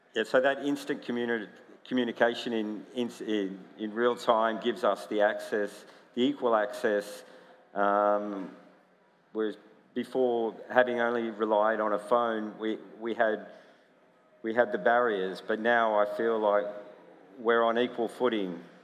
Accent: United States; I grew up in America

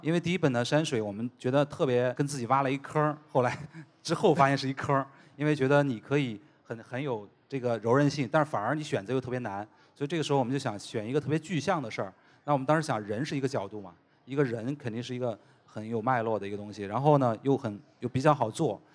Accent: China; 我们中国人

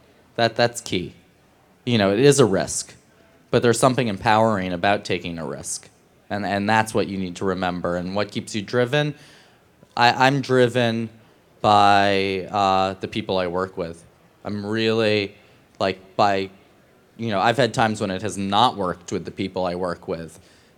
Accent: New York City, New York, United States; That's what I did as a teenager growing up in New York to understand, I didn't understand above 42nd Street.

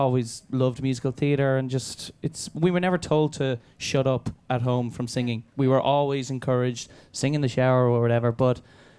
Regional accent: Ireland; moved away as an adult; now in London, United Kingdom; I grew up in the Amdram background back home in my local society

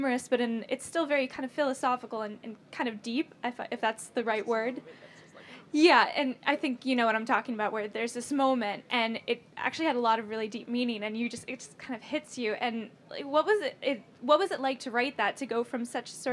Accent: United States; I'm actually American

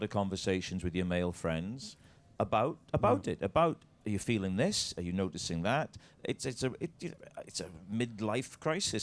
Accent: Wales, United Kingdom; I'm Welsh

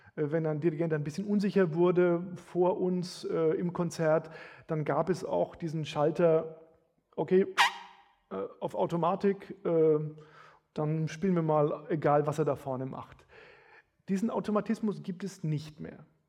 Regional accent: Bamberg, Bavaria, Germany; Bamberg, wo ich herkomme, hatte 80.000 Einwohner

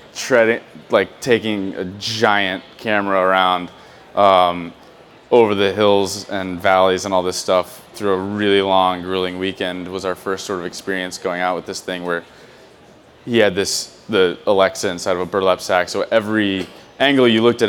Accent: Louisville, Kentucky, United States; I'm from Louisville, Kentucky

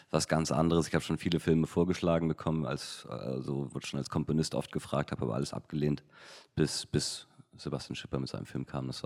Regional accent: Hamburg, Germany; weil damals war ich irgendwie 16, 17 in Hamburg. Als Hamburger kam dann irgendwann ähm, Absolute Giganten raus

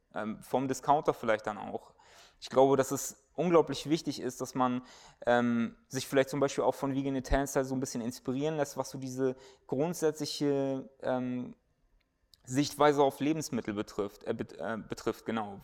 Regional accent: Germany; wir als Deutsche

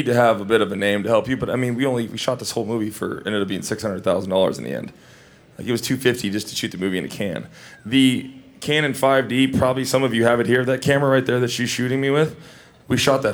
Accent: Iowa, United States; moved away; also born or lived in Hawaii; I was raised in Iowa my whole life

